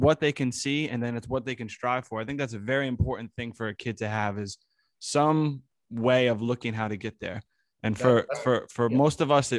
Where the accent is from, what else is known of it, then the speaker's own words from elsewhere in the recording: Monroe, New York, United States; growing up in the Hudson Valley in Monroe